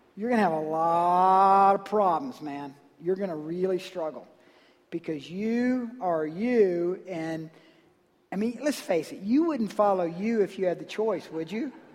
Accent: Georgia, United States; I'm from Georgia.

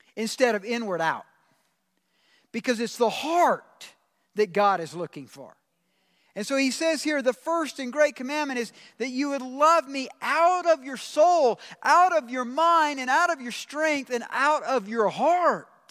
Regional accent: Georgia, United States; moved away; I'm from the South. I'm from Georgia

